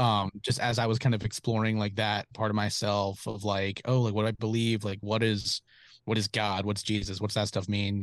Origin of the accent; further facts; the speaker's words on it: Charlotte, North Carolina, United States; moved away as an adult; also born or lived in Raleigh, North Carolina; now in Los Angeles, United States; I'm from, from Charlotte, like kind of south-ish Charlotte, um, like Providence, Ballantine area